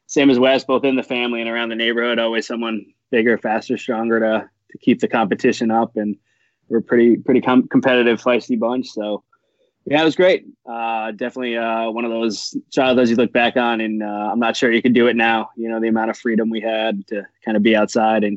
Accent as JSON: {"language": "English", "town": "Warwick", "region": "Rhode Island", "country": "United States", "tie": "born or raised there", "said": "I grew up in Warwick, Rhode Island"}